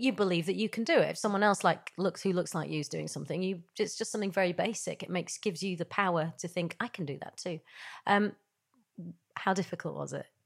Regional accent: Yorkshire and the Humber, United Kingdom; I grew up in Yorkshire

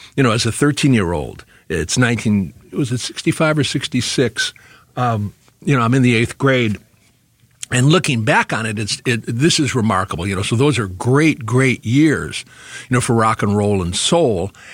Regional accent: Detroit, Michigan, United States; moved away as an adult; also born or lived in New York / Ann Arbor, Michigan; growing up in Detroit, um, it happened to be a great, great time to grow up

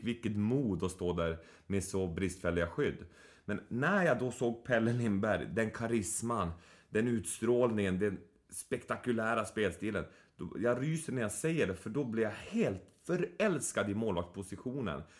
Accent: Boden, Norrbotten County, Sweden; moved away; jag växte upp i Boden

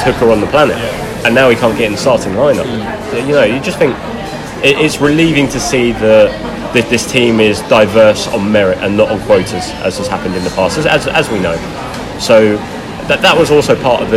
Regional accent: England, United Kingdom; as an Englishman

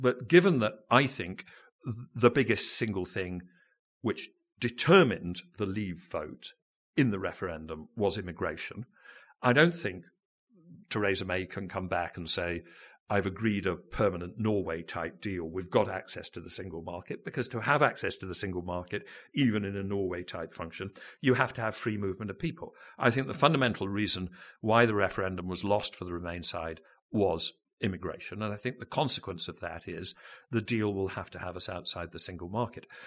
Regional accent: United Kingdom

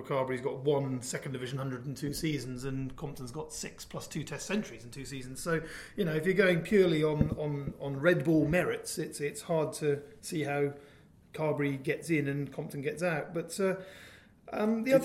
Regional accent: Dorset, South West England, United Kingdom; I grew up in Dorset

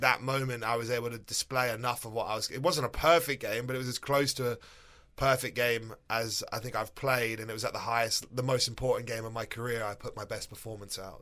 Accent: England, United Kingdom; moved away as an adult; also born or lived in New York, United States / Florida, United States; now in United States; I grew up in England till I was twenty-seven

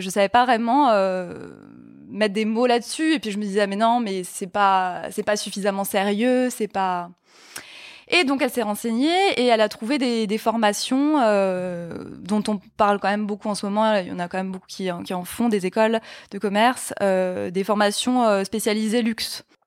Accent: Mulhouse, Grand Est, France; moved away as an adult; now in Paris, France; je viens d'Alsace, je viens de Mulhouse, et il y avait une fac de droit à Mulhouse. Donc je suis restée chez mes parents

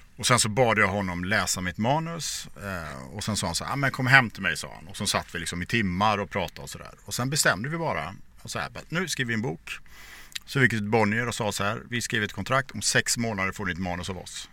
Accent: Borås, Västra Götaland, Sweden; jag växte upp i Borås

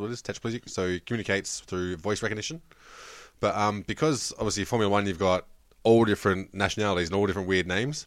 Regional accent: New South Wales, Australia; now in Victoria, Australia; we grew up in New South Wales

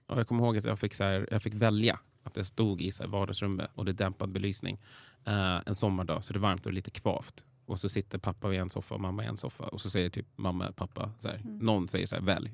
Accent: Vallentuna, Stockholm County, Sweden; also born or lived in Täby / Danderyd; flyttade vi till Vallentuna och det är där jag spenderade större delen av mitt liv

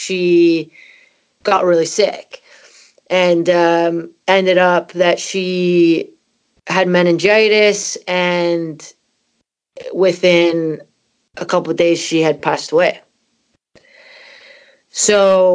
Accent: Canada; moved away; also born or lived in Scotland; my parents are Scottish and I'm from Canada

